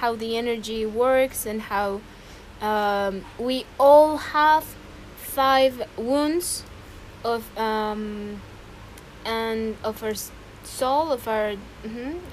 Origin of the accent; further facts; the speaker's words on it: Xalapa, Veracruz, Mexico; I am from Jalapa, Veracruz, Mexico